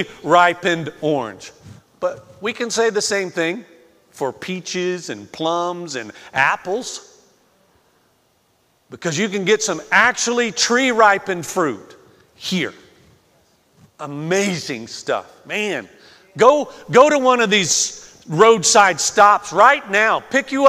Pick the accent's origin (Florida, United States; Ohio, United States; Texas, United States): Florida, United States; moved away; growing up in Florida